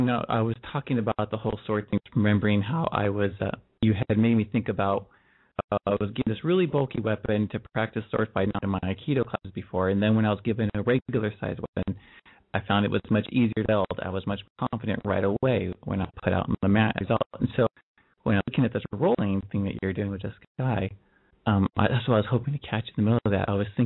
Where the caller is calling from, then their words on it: California, United States; I'm older than 18, and I'm in California.